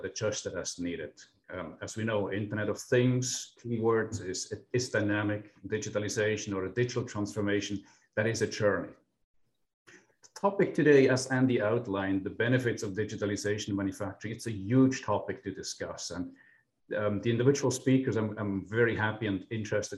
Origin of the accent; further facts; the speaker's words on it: Switzerland; moved away as an adult; now in St. Louis, United States; besides my non-Midwestern accent, I'm actually from Switzerland. I spent the last 20 years here in the US